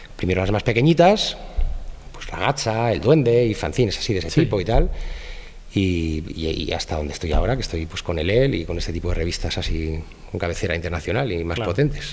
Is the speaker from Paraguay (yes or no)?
no; Madrid, Community of Madrid, Spain; de Madrid, eh, tengo 45 años